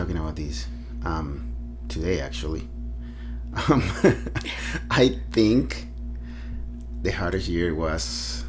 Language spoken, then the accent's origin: English; Venezuela; moved away as an adult; now in United States; Well, I was born and raised in Venezuela. It's a little country in South America. Beautiful country that I love. I basically grew up there, spent almost 30 years of my life there.